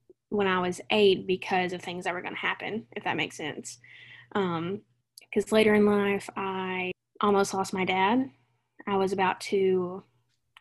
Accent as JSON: {"language": "English", "town": "Jamestown", "region": "Tennessee", "country": "United States", "tie": "born or raised there", "also_born_or_lived": "Nashville, Tennessee / Coastal Carolina University, South Carolina", "moved": "as an adult", "said": "I was born in Nashville, raised in Jamestown, little bitty town in the middle of nowhere in Tennessee"}